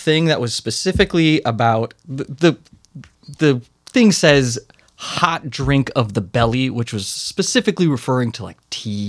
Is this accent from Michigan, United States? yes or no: no; Southeast Alaska, United States; moved away as an adult; also born or lived in Utah; I grew up in Southeast Alaska.